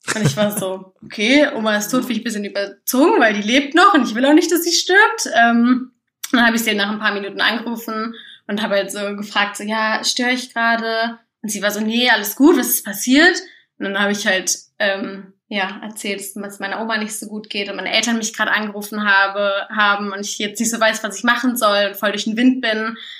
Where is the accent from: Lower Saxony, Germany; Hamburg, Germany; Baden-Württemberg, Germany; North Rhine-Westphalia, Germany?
Lower Saxony, Germany; Göttingen; accent: Hochdeutsch; moved away as an adult; now in Leipzig, Germany; ich komme aus Göttingen ursprünglich